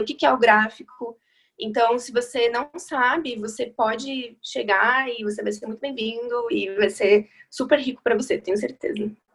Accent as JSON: {"language": "Portuguese", "town": "Chapecó", "region": "Santa Catarina", "country": "Brazil", "also_born_or_lived": "Curitiba", "moved": "yes", "lives_now": "São Paulo, Brazil", "said": "eu sou de Chapecó, no interior de Santa Catarina, mas eu morei em Curitiba durante muitos anos e agora faz um ano que eu tô em São Paulo"}